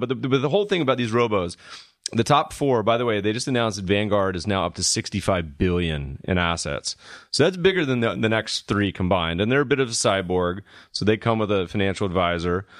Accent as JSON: {"language": "English", "region": "the South", "country": "United States", "said": "we're from the South"}